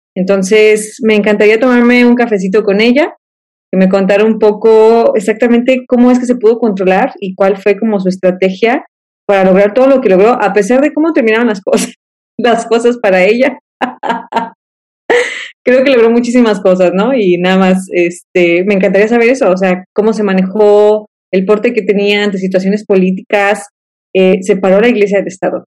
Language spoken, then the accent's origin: Spanish; Guadalajara, Jalisco, Mexico; moved away as an adult; also born or lived in Manzanillo, Colima; now in Monterrey, Mexico; regreso a Guadalajara, de donde soy yo